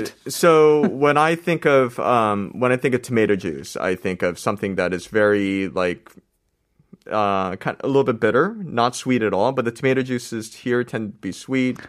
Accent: United States; moved away; I grew up in America

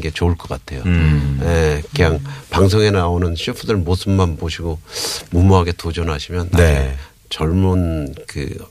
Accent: South Korea; 한국에서 태어나고 자랐지만

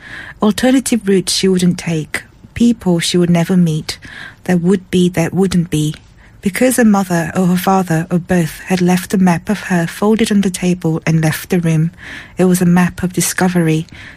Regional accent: South Korea; moved away; people used to get really puzzled every time I said I was from Korea.

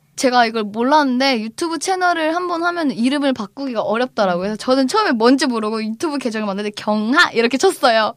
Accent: Cheongju, North Chungcheong, South Korea; 제가 고향이 청주예요

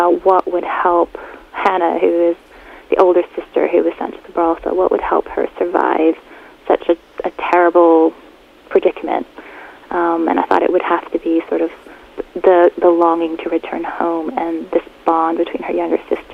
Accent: Texas, United States; I grew up in Texas

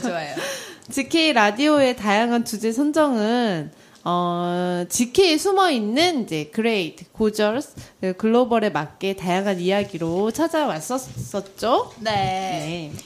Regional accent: South Korea; 저도 한국인인데

